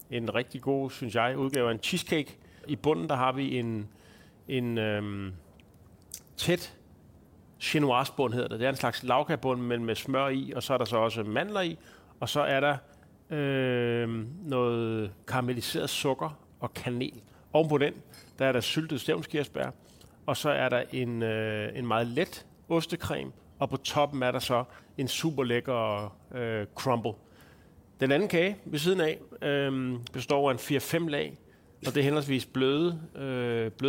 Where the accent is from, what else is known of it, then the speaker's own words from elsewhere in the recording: Lolland, Zealand, Denmark; moved away as an adult; helt tæt, tæt på Tyskland jo faktisk. Der er jo kun lige lidt vand imellem. Og der er du hele din ungdom? Hele barndom, eller hvad? Ja, så altså lige fra jeg blev født, mm. til jeg som 19-årig